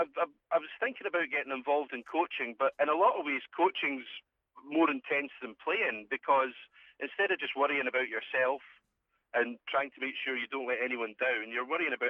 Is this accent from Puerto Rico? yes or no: no; Coventry, West Midlands, United Kingdom; I grew up playing rugby in Coventry, as you did.